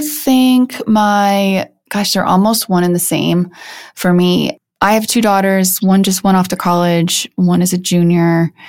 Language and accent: English; Midwest, United States; It's based on growing up in the Midwest and just sort of kind of breaking free from some norms